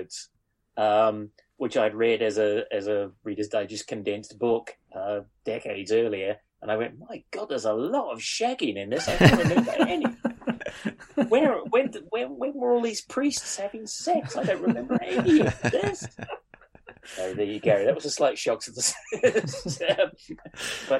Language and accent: English; New Zealand; moved away; I grew up in New Zealand